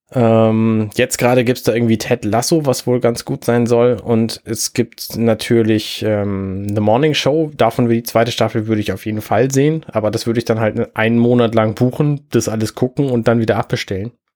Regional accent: Germany; bei uns in Deutschland

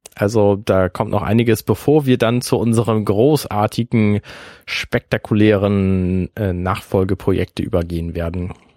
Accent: Buxtehude, Lower Saxony, Germany; now in Hamburg, Germany; ich zum Beispiel komme aus Buxtehude. Das liegt jetzt in der Nähe von Hamburg und ich bin damit ein Quittje, weil ich bin ein zugezogener ein Hamburger

